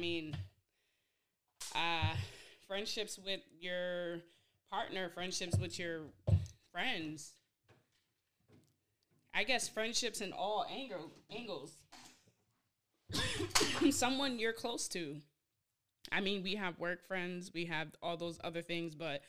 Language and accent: English; Boston, Massachusetts, United States; I'm not from New York. I'm from Boston. From Boston? Yep. Born and raised.